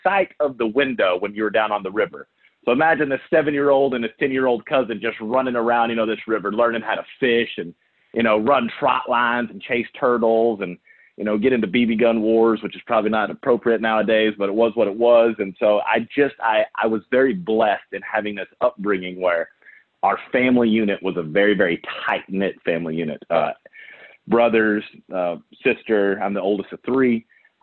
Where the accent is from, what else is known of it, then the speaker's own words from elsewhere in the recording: Odessa, Texas, United States; I am a West Texas kid, born and raised in the oil fields of Odessa, Texas